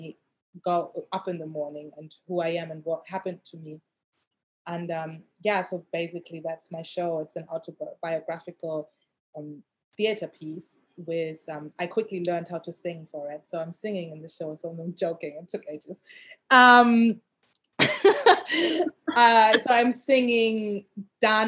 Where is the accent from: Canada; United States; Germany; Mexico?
Germany; moved away as an adult; also born or lived in Asia; now in London, United Kingdom; I grew up in Germany and I was like the only black girl in my neighborhood.